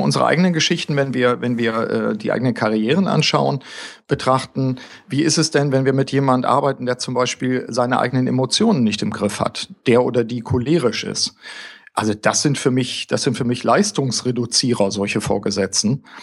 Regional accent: Germany; also born or lived in Osnabrück; bei uns zumindest in Deutschland

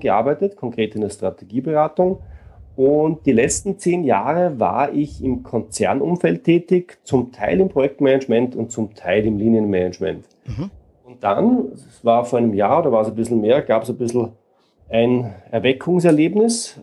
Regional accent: Austria; Ich komme aus Österreich und lebe in Wien

